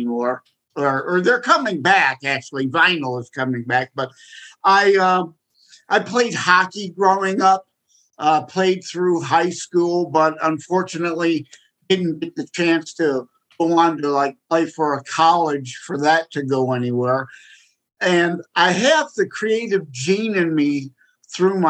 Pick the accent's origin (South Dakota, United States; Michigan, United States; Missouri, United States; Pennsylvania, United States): Michigan, United States; I'm born and raised in Michigan